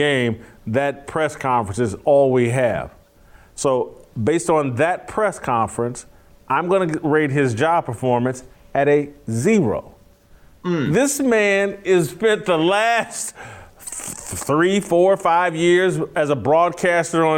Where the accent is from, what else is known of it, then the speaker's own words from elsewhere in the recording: Indianapolis, Indiana, United States; I'm from Indianapolis. My family's all Colts fans